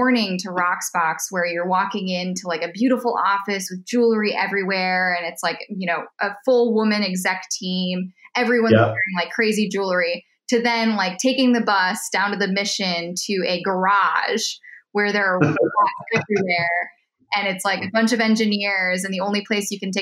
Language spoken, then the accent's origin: English; Minnesota, United States; also born or lived in East Coast / Chicago; now in California, United States; I'm from Minnesota.